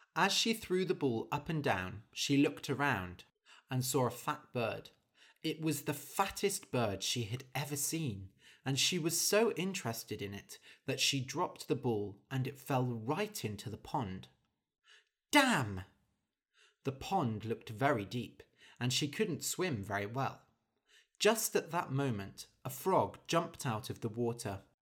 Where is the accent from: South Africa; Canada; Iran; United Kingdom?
United Kingdom; as a British person